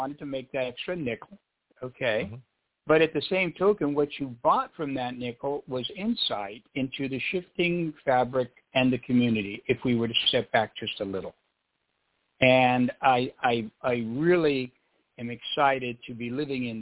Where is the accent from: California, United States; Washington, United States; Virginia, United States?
California, United States; Los Angeles; I'm from Hollywood. This is where we're brought up.